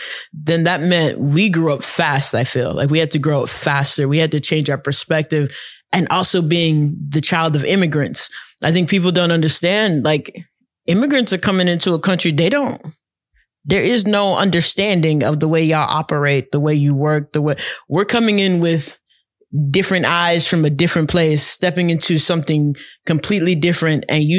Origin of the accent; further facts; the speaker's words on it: Nigeria; We grew up, I mean, we had a funny childhood. I don't think it's one of these weird things because we're Nigerian.